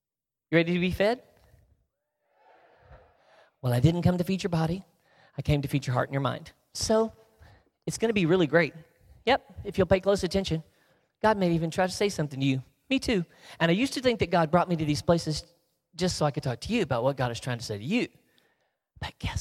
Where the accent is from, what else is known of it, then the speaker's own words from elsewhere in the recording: the South, United States; because I'm from the South, where we snip off our words to save time